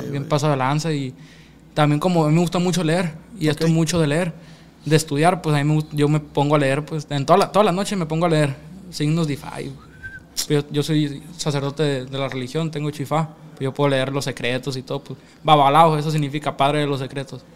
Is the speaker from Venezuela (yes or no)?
no; Mexico; also born or lived in Mesa, Arizona, United States; now in Mexicali, Mexico; yo soy Culiacán, Mexicali